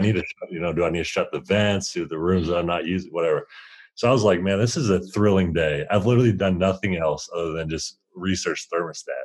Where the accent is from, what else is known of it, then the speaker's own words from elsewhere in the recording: Indiana, United States; growing up in Indiana, it's you can't play outside year round